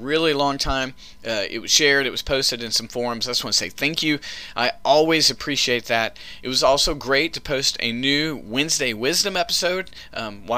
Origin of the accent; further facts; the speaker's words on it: the South, United States; I grew up in the South eating Bojangles